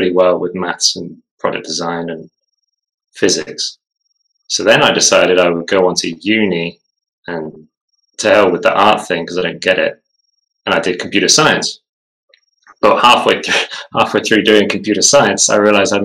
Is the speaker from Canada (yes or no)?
no; Falkland Islands; I was born in the Falkland Islands